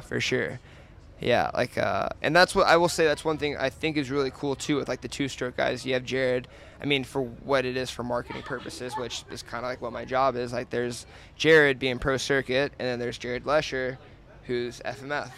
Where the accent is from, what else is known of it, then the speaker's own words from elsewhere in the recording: Georgia, United States; now in Colorado, United States; I grew up like on the East Coast in Georgia.